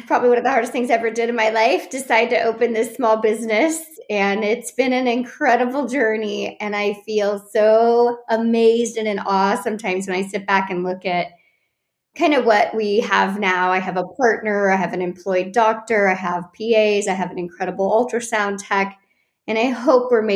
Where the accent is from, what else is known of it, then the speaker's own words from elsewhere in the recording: Orange County, California, United States; I'm from Orange County and grew up in the area